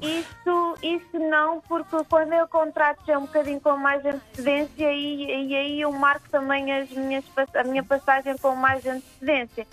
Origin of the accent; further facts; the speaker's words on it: São Jorge, Santo Antão, Cape Verde; moved away as an adult; resolvi vir para São Jorge fazer ah, isto aqui porque é a minha terra, é a minha ilha